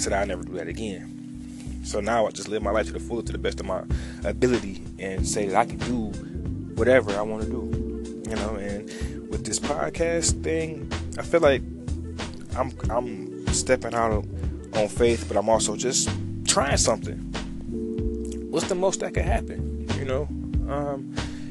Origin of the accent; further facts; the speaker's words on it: Detroit, Michigan, United States; I'm from Detroit, East Side born, West Side raised.